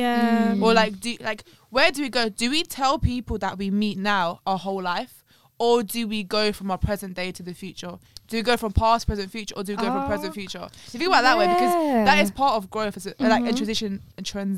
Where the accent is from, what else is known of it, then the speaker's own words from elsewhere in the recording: London, United Kingdom; also born or lived in Latvia; I moved from Latvia to London